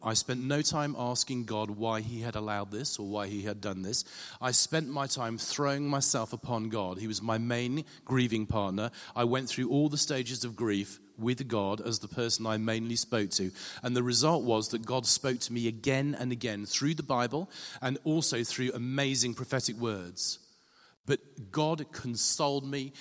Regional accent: England, United Kingdom; being English

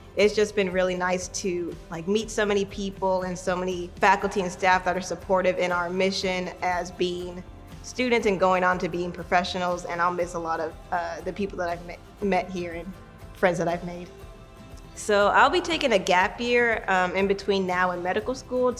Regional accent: Kansas City, Missouri, United States; I am from Kansas City, Missouri, hometown hero

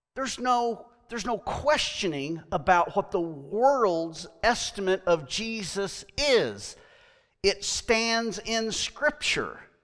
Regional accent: United States; I am American

